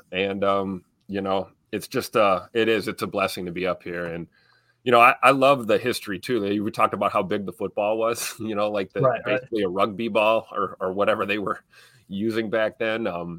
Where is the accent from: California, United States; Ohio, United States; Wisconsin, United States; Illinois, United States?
Wisconsin, United States; Milwaukee; moved away as an adult; now in Green Bay, United States; I grew up in Milwaukee